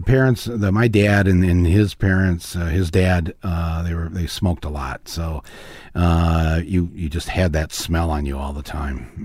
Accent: Midwest, United States; we're from the Midwest

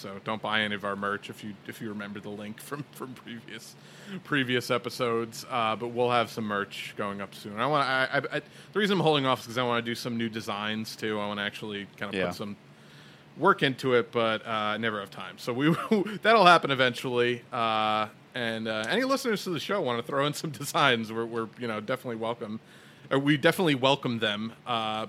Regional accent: New York, United States; From New York

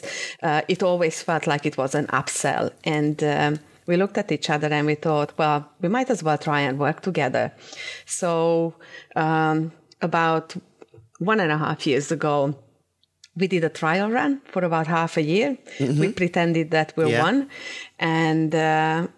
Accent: Cluj-Napoca, Transylvania, Romania; moved away; also born or lived in Timișoara, Romania; I grew up in Transylvania

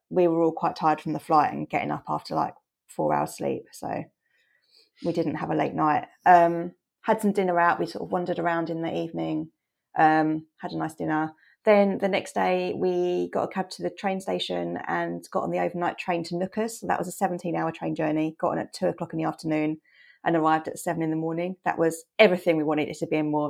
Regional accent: England, United Kingdom; we're from England

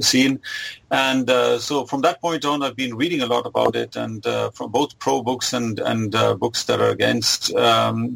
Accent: India; now in Germany; I was born in Germany, but I grew up in India.

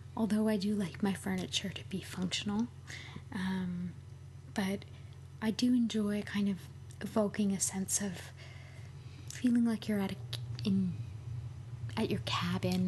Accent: Montreal, Quebec, Canada; now in Toronto, Canada; I'm from Montreal originally

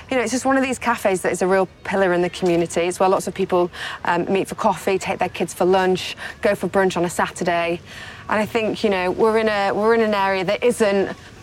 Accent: Yorkshire and the Humber, United Kingdom; I'm a big tea drinker because I'm from Yorkshire and I love Yorkshire tea

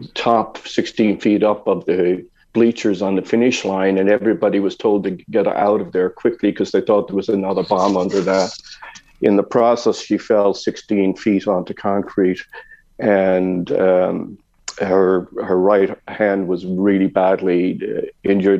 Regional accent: Dublin, Leinster, Ireland; moved away; also born or lived in Ardee; I was born in Dublin in 1955

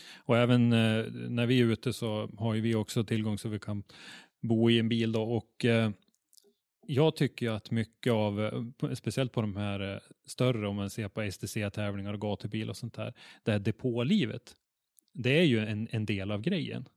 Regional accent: Norrland, Sweden; vi norrlänningar

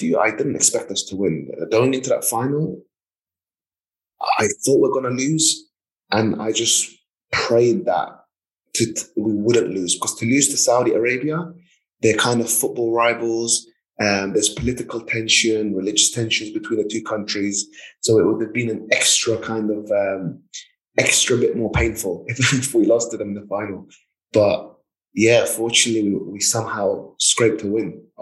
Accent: London, United Kingdom; I remember growing up in London

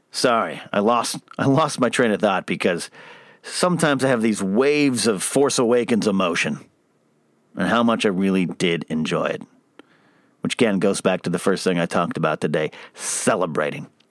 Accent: Arroyo Grande, California, United States; My hometown of Aurora Grande and San Luis Obispo, Pismo Beach

